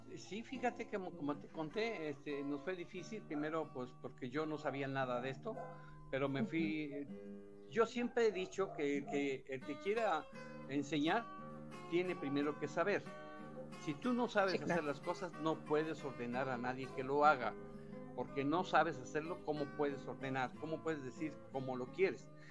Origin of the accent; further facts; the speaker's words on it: Oaxaca, Mexico; also born or lived in Puebla; Claro, tengo toda mi vida aquí en Oaxaca